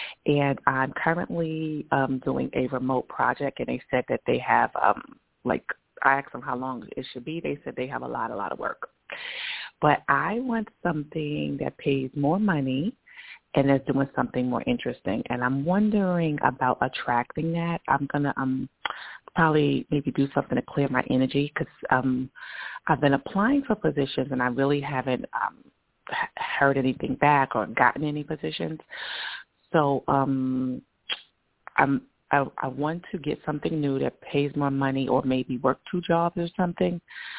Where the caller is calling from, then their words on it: New York, United States; I'm in New York.